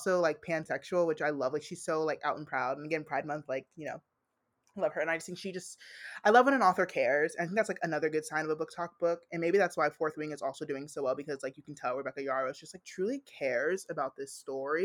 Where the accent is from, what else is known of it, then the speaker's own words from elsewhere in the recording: United States; I'm African American. Like, I'm Black American